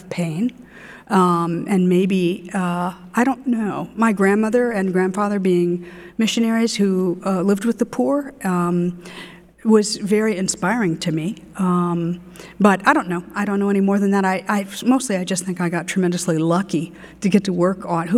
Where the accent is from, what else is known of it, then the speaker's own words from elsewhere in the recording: Ames, Iowa, United States; I'm from Ames, Iowa